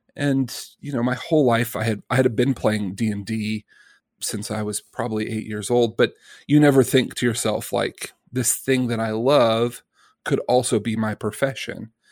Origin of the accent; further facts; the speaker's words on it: Birmingham, Alabama, United States; I'm a kid from Birmingham, Alabama